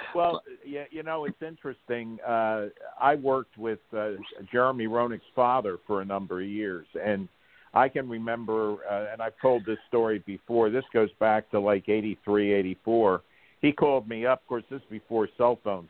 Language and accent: English; Havertown, Pennsylvania, United States; I grew up in Havertown